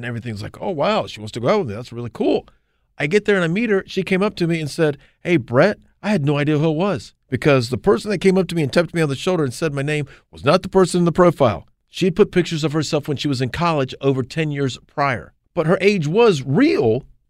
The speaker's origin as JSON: {"language": "English", "town": "Gastonia", "region": "North Carolina", "country": "United States", "tie": "born or raised there", "said": "I sort of grew up in the Gastonia County. I can sort of say that. Like, you talk about your background. I'm from Gastonia."}